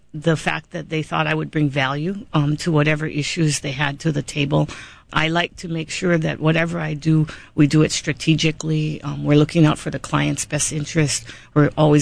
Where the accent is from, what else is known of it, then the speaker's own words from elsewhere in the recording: Big Island, Hawaii, United States; now in Honolulu, United States; I was born and raised on the Big Island, and I'm very, very proud of it